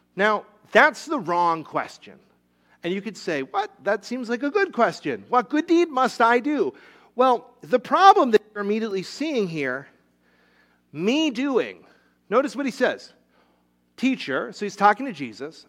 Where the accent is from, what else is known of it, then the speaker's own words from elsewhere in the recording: Rhode Island, United States; moved away; When I was a little kid, I grew up in Rhode Island.